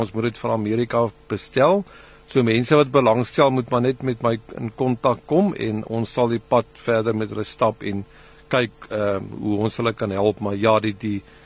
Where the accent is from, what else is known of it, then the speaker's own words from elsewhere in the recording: South Africa; ons ander mense in Suid-Afrika